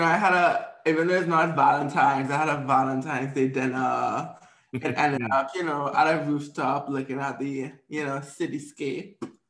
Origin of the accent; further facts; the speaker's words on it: Trinidad & Tobago; now in United States; when we come from Trinidad